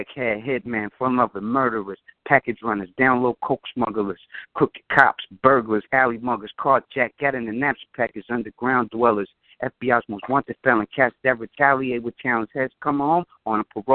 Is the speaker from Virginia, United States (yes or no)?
no; New York, United States; I'm from New York